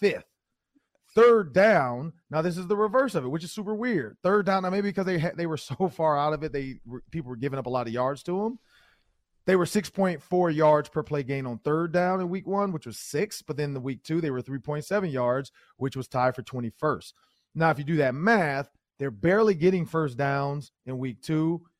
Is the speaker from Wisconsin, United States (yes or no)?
no; Detroit, Michigan, United States; now in Minnesota, United States; I'm from Detroit